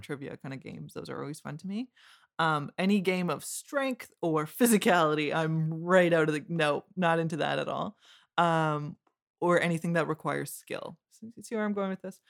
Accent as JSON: {"language": "English", "town": "Windsor", "region": "Ontario", "country": "Canada", "said": "I'm from Windsor."}